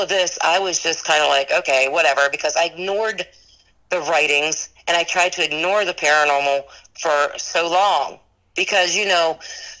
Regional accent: Maryland, United States; now in Gettysburg, United States; I grew up in Maryland

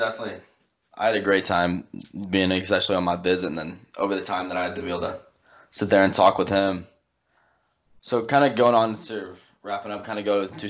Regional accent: Illinois, United States; I'm from Illinois

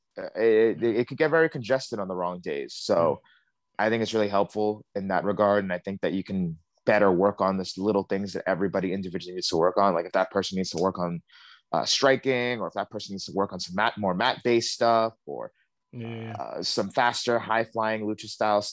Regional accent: New York City, New York, United States; I grew up in Bed-Stuy my whole life

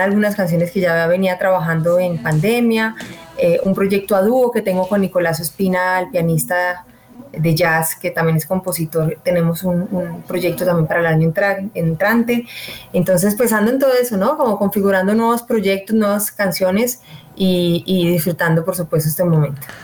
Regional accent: Armenia, Quindío, Colombia; moved away; also born or lived in Bogotá; soy de Armenia, pero viví mucho tiempo en Bogotá y volver a la tierra me ha conectado de nuevo con mi entorno, con mis raíces

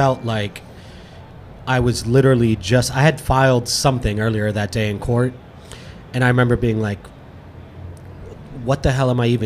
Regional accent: Fort Lauderdale, Florida, United States; also born or lived in Miami / Orlando / Gainesville; I'm a South Florida native. I was born in Miami, raised in Fort Lauderdale

